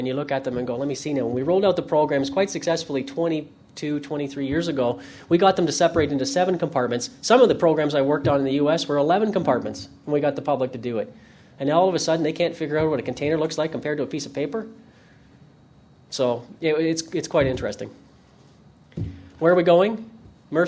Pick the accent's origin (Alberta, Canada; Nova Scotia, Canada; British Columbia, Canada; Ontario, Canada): Ontario, Canada; I'm from Ontario, Canada